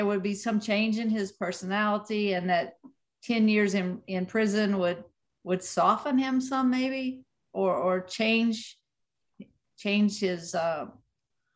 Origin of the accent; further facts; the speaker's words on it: West Virginia, United States; moved away; my hometown boxing gym in West Virginia